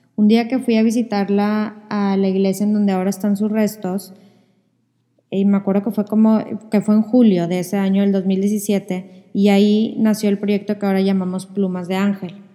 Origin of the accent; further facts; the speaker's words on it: Monterrey, Nuevo León, Mexico; Los dos somos de Monterrey